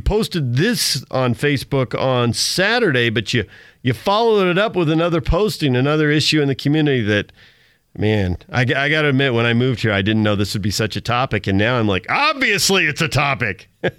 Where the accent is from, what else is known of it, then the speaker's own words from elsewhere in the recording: California, United States; Growing up in Southern California, and there was a massive, massive fire.